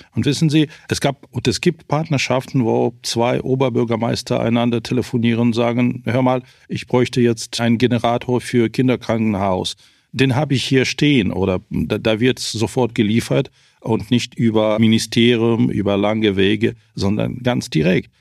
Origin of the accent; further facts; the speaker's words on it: Ukraine; bei uns in der Ukraine